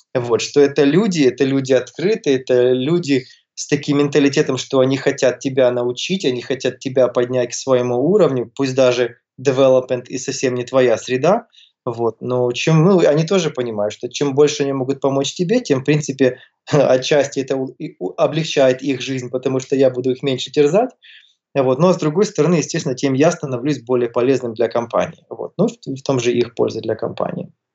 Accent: Kyiv, Ukraine; moved away as an adult; also born or lived in Toronto, Canada; Родился, вырос я в Киеве, я местный, вот, живу там же, где я и вырос, вот сейчас живу.

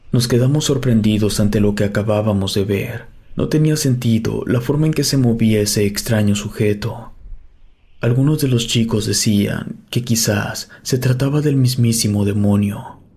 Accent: Tesistán, Jalisco, Mexico; somos originarios de Tezistán, Jalisco, y nuestras rodadas siempre eran cercanas a esa zona.

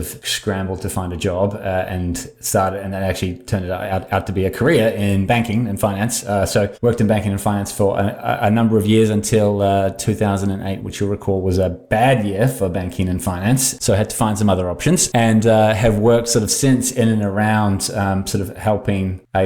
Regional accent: New Zealand; also born or lived in Australia; now in Bay Area, United States; I live in the Bay Area. I don't sound like it. I grew up in New Zealand, spent a long time in Australia

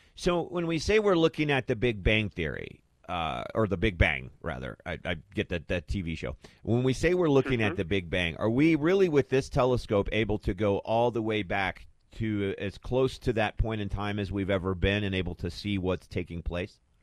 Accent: Arizona, United States; growing up in Arizona

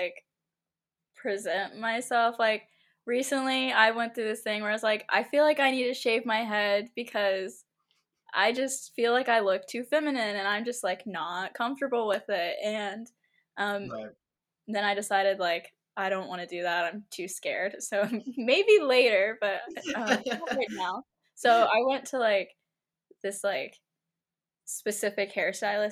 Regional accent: Wichita Falls, Texas, United States; moved away as an adult; now in Dallas, United States; I'm from Wichita Falls, and then like a few years ago I moved to Dallas

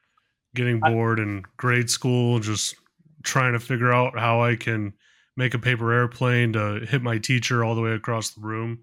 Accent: Chicago, Illinois, United States; I'm from Chicago

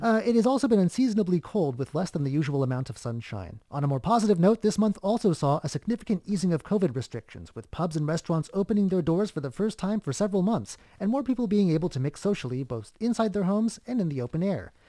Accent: United States; now in Taiwan; in my home state

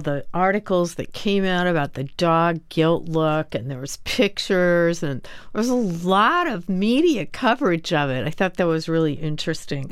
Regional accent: New York City, New York, United States; as a New Yorker who owns a dog

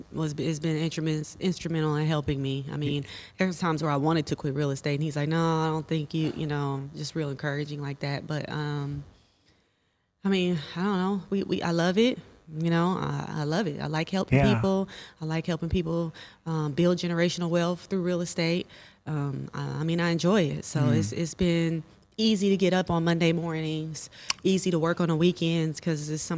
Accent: Honolulu, Hawaii, United States; born there; also born or lived in Germany / Oklahoma; We lived in Germany. We lived in Hawaii. And I was born in Honolulu, Hawaii.

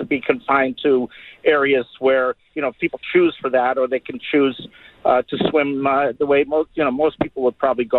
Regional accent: Ithaca, New York, United States; I grew up in Ithaca, New York, which is kind of a hippie town out in the boondocks in western New York State. Ithaca is gorgeous, and there's all these watering holes.

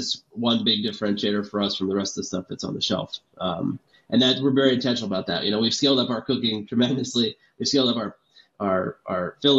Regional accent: East Coast, United States; I grew up on the East Coast

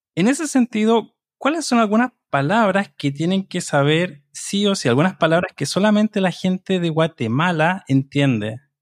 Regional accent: Chile; soy de Chile y soy el presentador de este programa

